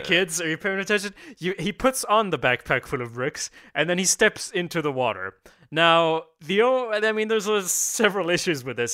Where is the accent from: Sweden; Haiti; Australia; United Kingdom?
Sweden; we're from Sweden